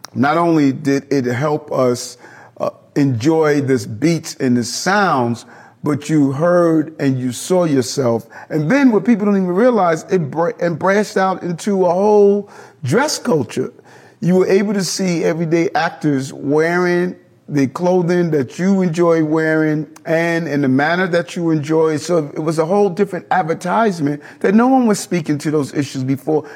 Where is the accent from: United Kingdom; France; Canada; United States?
United States; New York City, New York; I grew up in South Jamaica, Queens